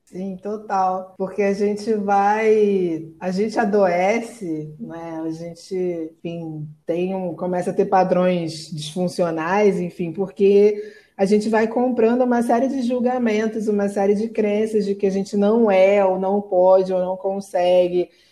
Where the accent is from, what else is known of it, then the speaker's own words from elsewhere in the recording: Rio de Janeiro, Brazil; estou aqui no Rio de Janeiro, está um calor a beça, nasci, cri, fui criada aqui mesmo